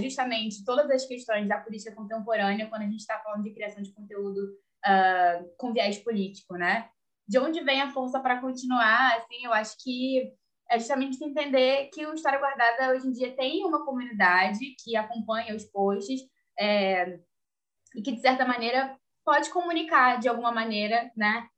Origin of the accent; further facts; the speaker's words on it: Rio de Janeiro, Brazil; Eu sou do Rio.